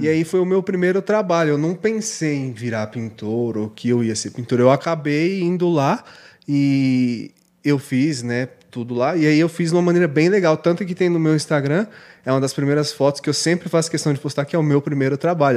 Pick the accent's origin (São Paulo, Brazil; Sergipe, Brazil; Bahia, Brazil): São Paulo, Brazil; Suzano; also born or lived in Ferraz de Vasconcelos; Eu sou nascido em Suzano.